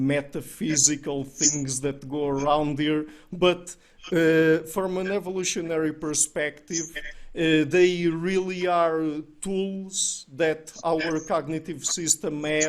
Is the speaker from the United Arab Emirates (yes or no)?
no; Portugal; we're Portuguese, we're from Southern Europe